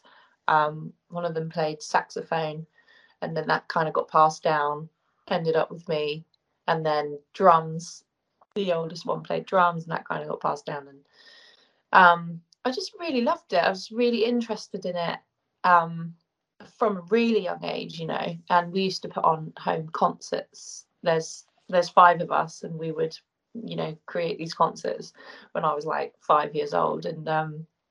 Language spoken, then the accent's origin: English; Cornwall, South West England, United Kingdom; also born or lived in Sussex / Surrey; now in United States; I'm originally from Cornwall. And but then I've been living in kind of Sussex, Surrey area for a long time.